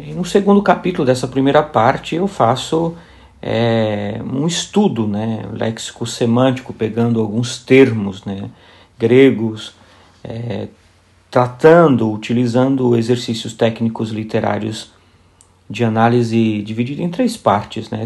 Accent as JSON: {"language": "Portuguese", "town": "São Bernardo do Campo", "region": "São Paulo", "country": "Brazil", "tie": "born or raised there", "also_born_or_lived": "Paraíba, Brazil", "moved": "as an adult", "lives_now": "Poznań, Poland", "said": "Nasci na Paraíba, sou paraibano de origem, vivi quase toda a minha vida em São Bernardo do Campo, em São Paulo."}